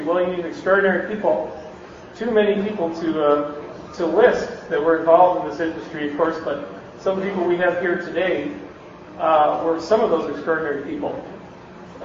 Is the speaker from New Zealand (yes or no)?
no; Canada; moved away as an adult; now in Bay Area, United States; I'm from Canada